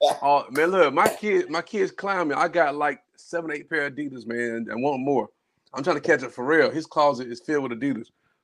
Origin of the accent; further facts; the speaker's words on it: Spartanburg, South Carolina, United States; My hometown, Spartanburg